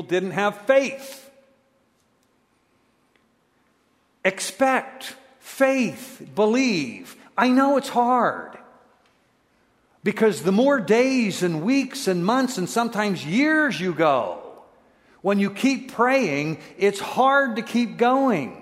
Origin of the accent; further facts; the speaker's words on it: United States; I'm an American. And we U.S. people don't get a lot of things that are, you know, outside the United States